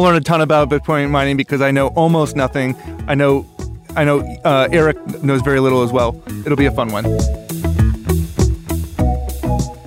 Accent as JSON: {"language": "English", "region": "Oregon", "country": "United States", "tie": "born or raised there", "said": "We're from Oregon originally"}